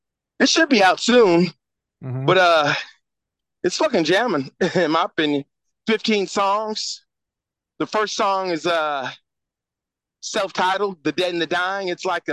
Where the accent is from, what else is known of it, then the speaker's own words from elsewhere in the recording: Houston, Texas, United States; I grew up in Fifth Ward, especially during the 80s.